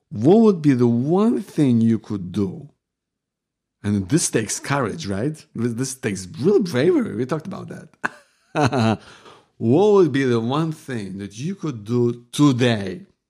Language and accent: English; Ukraine; moved away; we're from Ukraine